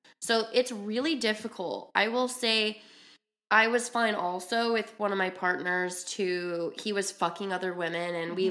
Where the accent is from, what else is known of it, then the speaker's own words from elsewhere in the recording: Utah, United States; I grew up in Utah